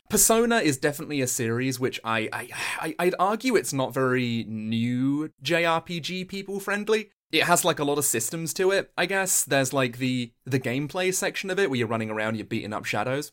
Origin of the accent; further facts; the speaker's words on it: Suffolk, East of England, United Kingdom; I am from Suffolk.